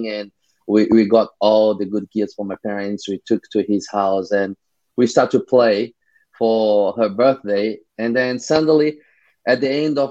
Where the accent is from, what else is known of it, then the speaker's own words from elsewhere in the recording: Rio de Janeiro, Brazil; I'm from Rio, Brazil